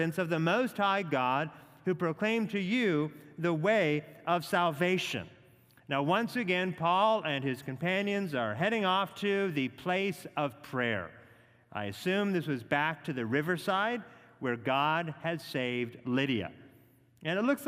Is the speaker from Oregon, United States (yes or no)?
yes; Oregon, United States; now in Atlanta, United States; Growing up in Oregon